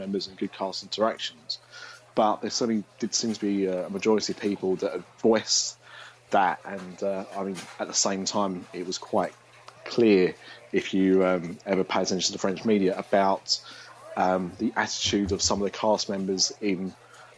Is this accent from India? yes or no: no; England, United Kingdom; Mine's so minimal that when I do speak it, they often pick up that I'm English